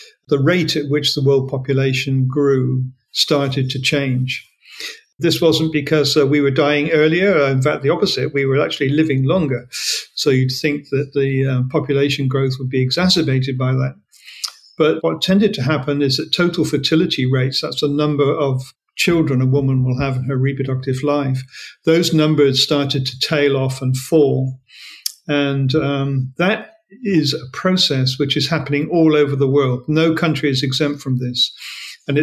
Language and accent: English; Australia; as an Australian